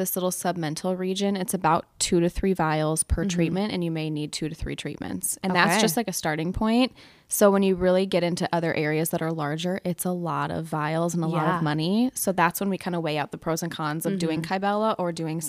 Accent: South Dakota, United States; now in Minnesota, United States; Like, I'm from South Dakota, and you have to be at least an RN to inject. So estheticians don't inject back home in South Dakota.

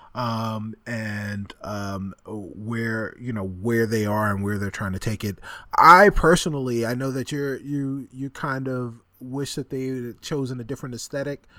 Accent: Roosevelt, New York, United States; Doctor J is from my hometown

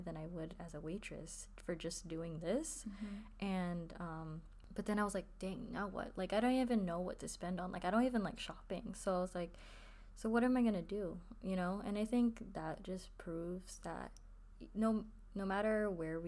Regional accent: United States; we're American, like, you know. We were born here

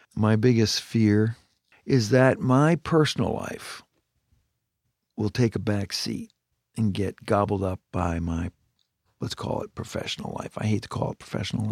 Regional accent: Canada; moved away; I grew up in Canada

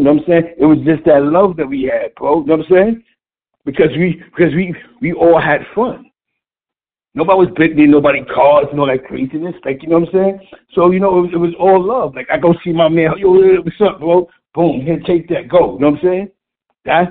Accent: New York City, New York, United States; That's the type of neighborhood I grew up in on East Harlem

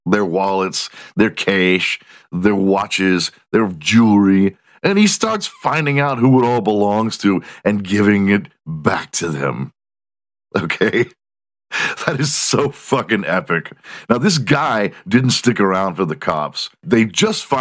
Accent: Houston, Texas, United States; Houston, my hometown

